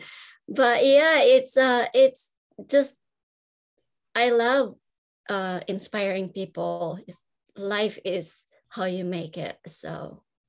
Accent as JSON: {"language": "English", "country": "Philippines", "tie": "born or raised there", "moved": "yes", "said": "I grew up in the Philippines."}